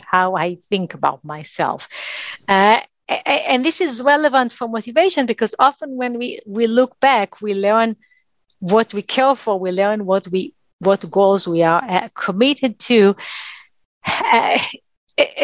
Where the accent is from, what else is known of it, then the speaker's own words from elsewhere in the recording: Israel; I spent 2 years in the Israeli military. That was required for someone growing up in Israel